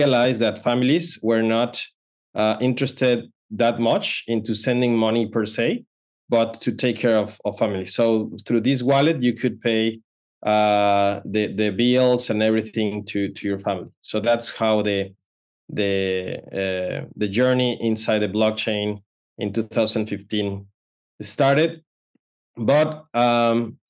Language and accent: English; Mexico; moved away as an adult; now in Palo Alto, United States; I'm originally from Mexico, but right now I'm in Palo Alto, California. So decided to come in 2015